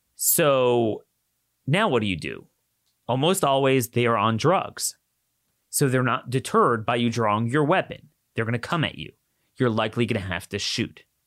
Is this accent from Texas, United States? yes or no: no; Baltimore, Maryland, United States; in Baltimore, in my hometown